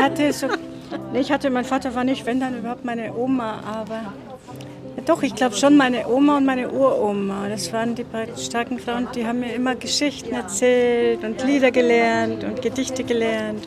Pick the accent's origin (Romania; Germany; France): Romania; Transylvania; moved away; ich bin in Südbürgen, in Rumänien geboren, da war es nochmal anders. Da waren mal fünf Generationen unter einem Dach